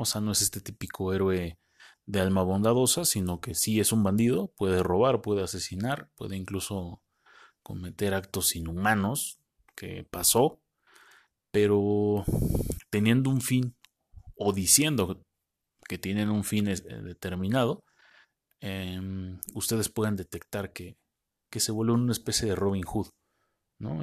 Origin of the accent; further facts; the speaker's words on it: Mexico; nosotros así somos los mexicanos